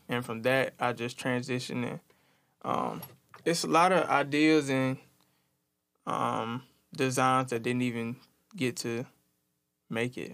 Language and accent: English; Tuskegee, Alabama, United States; now in Montgomery, United States; I'm from Tuskegee, Alabama